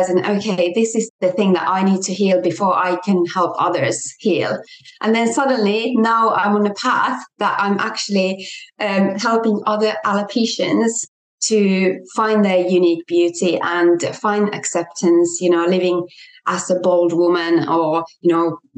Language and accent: English; Finland; moved away as an adult; also born or lived in England; came back to Finland, my home country